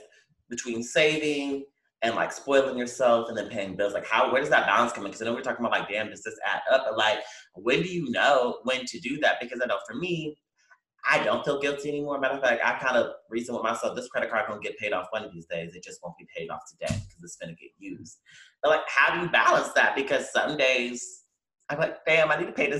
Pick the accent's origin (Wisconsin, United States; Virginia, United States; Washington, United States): Virginia, United States; Newport News; moved away; my hometown in Newport News